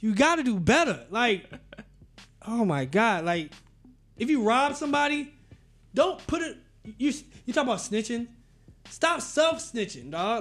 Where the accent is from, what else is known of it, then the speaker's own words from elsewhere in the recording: Tallahassee, Florida, United States; also born or lived in Jacksonville; I was born in Jacksonville, raised in Tallahassee